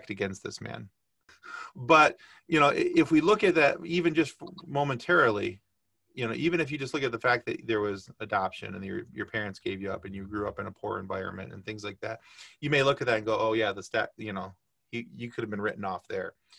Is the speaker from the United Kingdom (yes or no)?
no; Michigan, United States; I grew up in Michigan. I was a huge Tigers fan